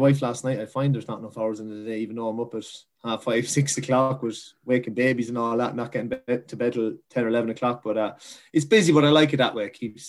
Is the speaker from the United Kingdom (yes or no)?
no; Kilkenny, Leinster, Ireland; I'm from James Stevens, which is a parish in Kilkenny, and it's nicknamed a village, but it's actually not a village at all. It's in the town. So I'm only living a 10-minute walk from Kilkenny City